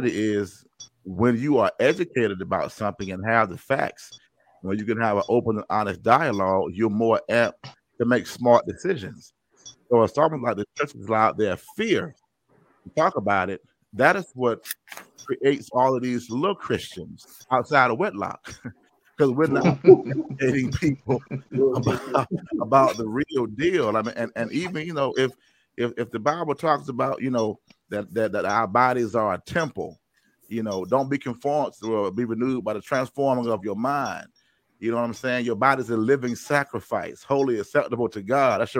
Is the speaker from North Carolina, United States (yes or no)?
yes; Durham, North Carolina, United States; of Durham, North Carolina